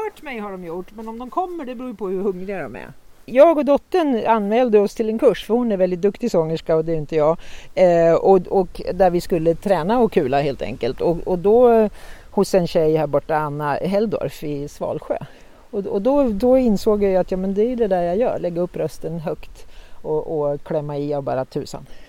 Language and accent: Swedish; Norrland, Sweden; Jag är ju norrlänning